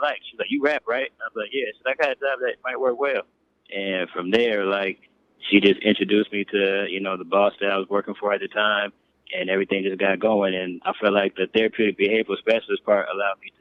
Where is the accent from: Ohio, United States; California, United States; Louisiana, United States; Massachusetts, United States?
California, United States; Oakland; growing up in Oakland, I got to see a lot of different things